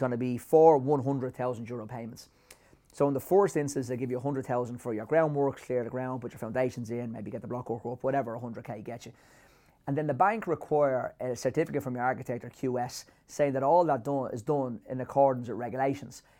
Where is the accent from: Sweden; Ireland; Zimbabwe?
Ireland; as Irish people